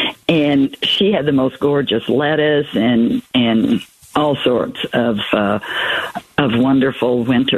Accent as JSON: {"language": "English", "region": "Southern California", "country": "United States", "tie": "born or raised there", "also_born_or_lived": "Colorado / Queen Creek, Arizona", "moved": "yes", "lives_now": "Sun Lakes, United States", "said": "I grew up in Southern California, but the last 40 years been in Colorado."}